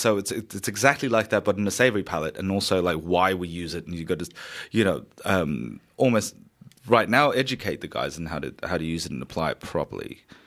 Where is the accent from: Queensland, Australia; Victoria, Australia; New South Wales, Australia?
New South Wales, Australia; Sydney; moved away as an adult; now in Melbourne, Australia; So originally, I'm from Sydney. I moved to Melbourne in two thousand thirteen